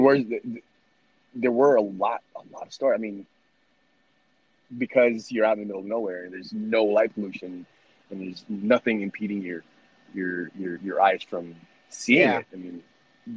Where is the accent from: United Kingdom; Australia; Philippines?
Philippines; Growing up in the Philippines